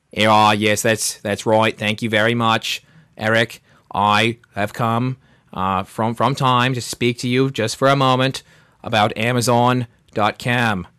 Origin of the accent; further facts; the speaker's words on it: United States; our pride as being Americans